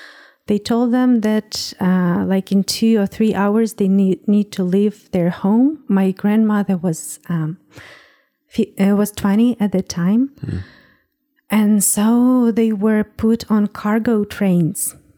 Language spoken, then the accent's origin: English; Western Ukraine, Ukraine; I was born in Ukraine. In Western Ukraine, that's mm-hmm. Close to Poland and Belarus.